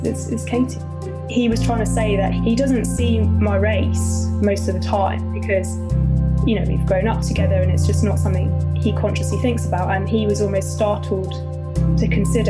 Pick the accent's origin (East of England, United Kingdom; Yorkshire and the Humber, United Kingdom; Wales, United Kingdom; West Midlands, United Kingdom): East of England, United Kingdom; Bedford; growing up in Bedford, which was, well, when I was growing up, was a predominantly white area